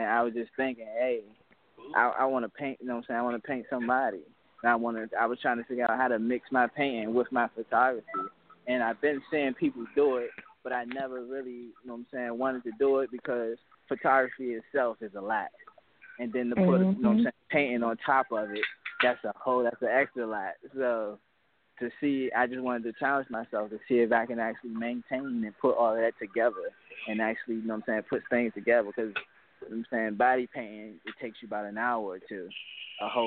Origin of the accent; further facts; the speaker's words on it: New York City, New York, United States; growing up in Brooklyn